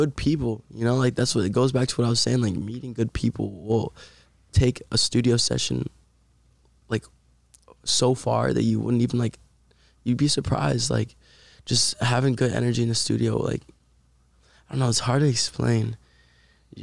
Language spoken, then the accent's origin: English; Puerto Rico; now in Los Angeles, United States; we're both from Puerto Rico